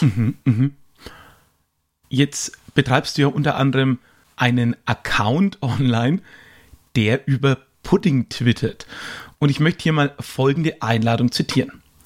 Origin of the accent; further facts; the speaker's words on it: Höchstadt an der Aisch, Bavaria, Germany; Bäcker, wo ich herkomme